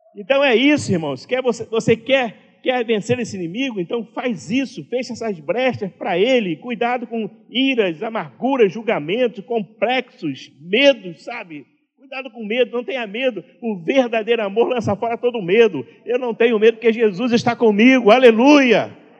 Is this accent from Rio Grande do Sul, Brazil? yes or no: no; Duque de Caxias, Rio de Janeiro, Brazil; quando eu era criança lá em Duque de Caxias, né, morava numa casa muito simples